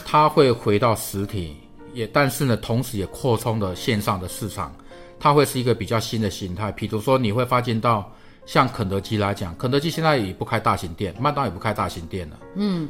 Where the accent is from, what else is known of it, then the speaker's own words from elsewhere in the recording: Taiwan; also born or lived in China; 我们台湾人都听过中国的创家有很高的所谓的狼性